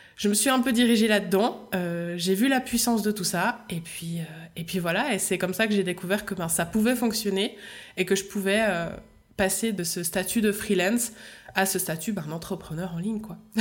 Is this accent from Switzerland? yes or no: yes; Switzerland; accent: Swiss; je suis suisse